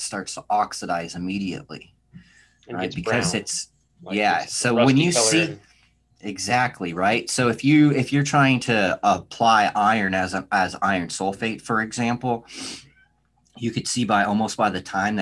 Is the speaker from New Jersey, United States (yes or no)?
no; San Diego, California, United States; moved away as an adult; now in Oklahoma, United States; I'm originally from San Diego